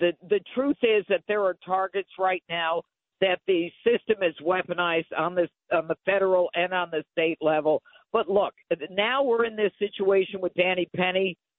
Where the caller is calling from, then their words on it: Arizona, United States; I am I'm calling you from Arizona. I'm coming back to New York.